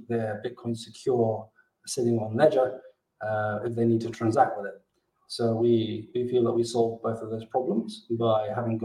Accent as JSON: {"language": "English", "country": "Gibraltar", "also_born_or_lived": "Mexico", "said": "I'm originally from Gibraltar, which is where I am today."}